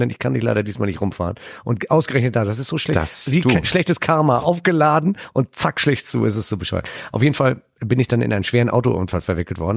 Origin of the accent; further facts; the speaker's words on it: Hamburg, Germany; Ich bin ja auch Hamburger Jung